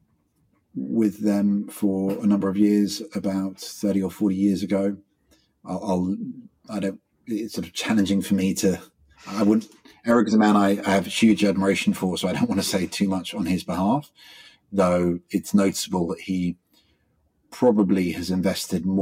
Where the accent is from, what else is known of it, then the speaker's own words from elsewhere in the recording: England, United Kingdom; now in Australia; I'm an Englishman.